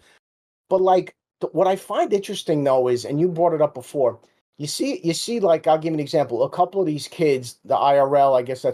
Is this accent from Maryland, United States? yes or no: no; Jersey City, New Jersey, United States; I grew up in Jersey City